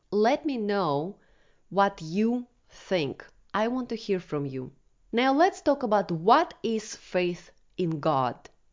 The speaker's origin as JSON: {"language": "English", "country": "Russia", "tie": "born or raised there", "moved": "yes", "said": "I was born in Soviet Russia in nineteen eighty-three and grew up during the crash of U S S R and anarchy"}